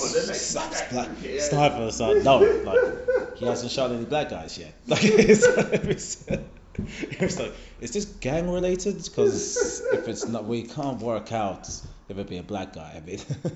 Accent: Eastbourne, South East England, United Kingdom; This I live here. This is I'm from Eastbourne all day. I represent Eastbourne all day.

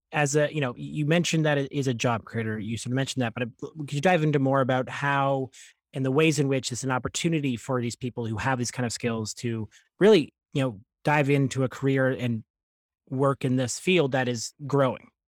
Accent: Ontario, Canada; I grew up in Ontario during sort of this time of the Green Energy Act

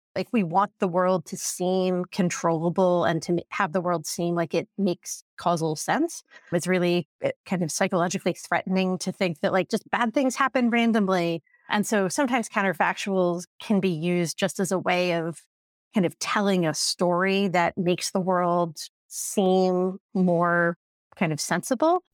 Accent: Indiana, United States; I grew up in Indiana

